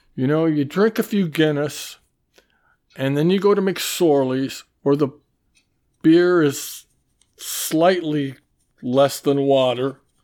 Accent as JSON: {"language": "English", "town": "Mason City", "region": "Iowa", "country": "United States", "tie": "born or raised there", "moved": "as an adult", "lives_now": "New York, United States", "said": "I grew up in Mason City, and I was also at the University of Iowa in Iowa City"}